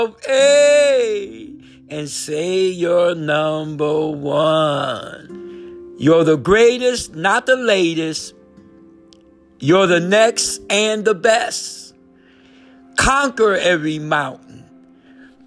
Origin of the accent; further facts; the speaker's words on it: New Haven, Connecticut, United States; I'm from Connecticut, New Haven, Handham region.